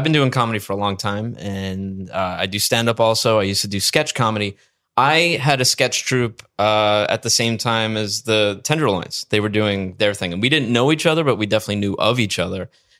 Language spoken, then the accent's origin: English; Staten Island, New York, United States; But I'm from Travis, Staten Island.